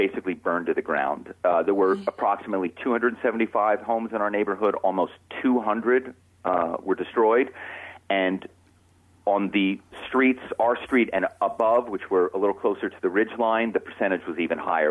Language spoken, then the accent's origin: English; Philadelphia, Pennsylvania, United States; moved away as an adult; now in Malibu, United States; my hometown is Philadelphia. I'm not from Southern California